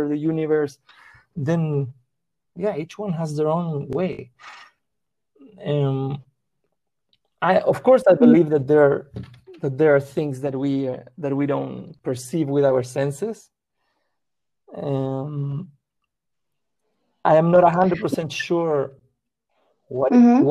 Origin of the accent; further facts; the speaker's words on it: Chile; first language Spanish; English is a second language; also born or lived in Peru; now in Los Angeles, United States; I grew up in Chile